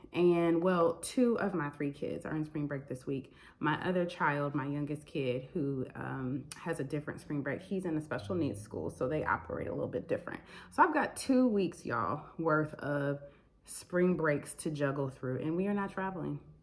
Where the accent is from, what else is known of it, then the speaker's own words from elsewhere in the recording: Michigan, United States; moved away as an adult; I'm from Michigan